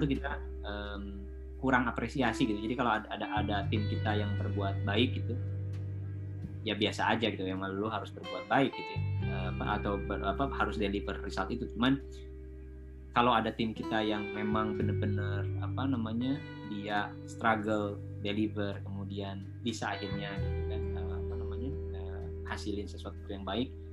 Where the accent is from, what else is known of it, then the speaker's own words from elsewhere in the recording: Indonesia; moved away as an adult; now in Singapore; saya dari Indonesia